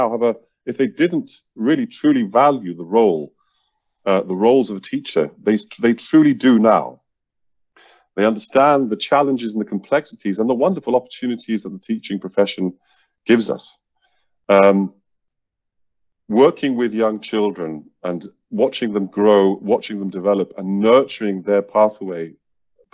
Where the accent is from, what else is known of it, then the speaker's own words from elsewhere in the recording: Iceland; now in Seoul, South Korea; originally from Iceland